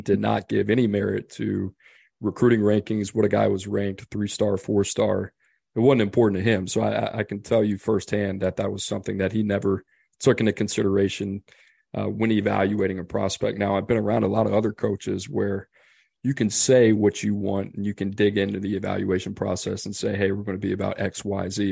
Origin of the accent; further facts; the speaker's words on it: New Orleans, Louisiana, United States; I grew up in New Orleans